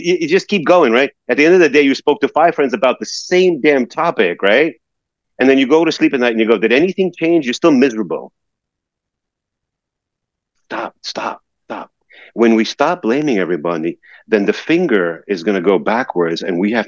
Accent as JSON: {"language": "English", "region": "New York", "country": "United States", "tie": "born or raised there", "said": "living in New York and growing up in New York and being around driving in New York"}